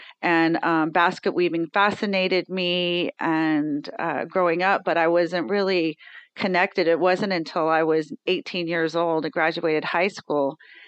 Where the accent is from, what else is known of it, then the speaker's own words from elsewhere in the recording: Falls Church, Virginia, United States; born there; So yeah, I was born in Falls Church, Virginia, Alexandria, Virginia.